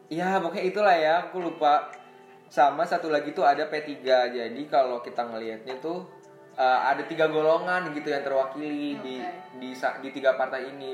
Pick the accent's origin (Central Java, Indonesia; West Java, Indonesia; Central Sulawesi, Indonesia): West Java, Indonesia; Bogor; kita dari daerah Bogor